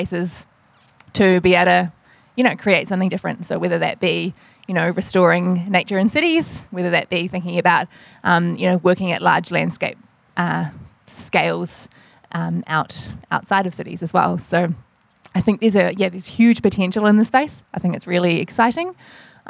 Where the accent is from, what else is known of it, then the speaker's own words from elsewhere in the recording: New Zealand; accent: New Zealand; moved away as an adult; now in Melbourne, Australia; I'm a New Zealander, you can probably tell from my accent, recently translated to Melbourne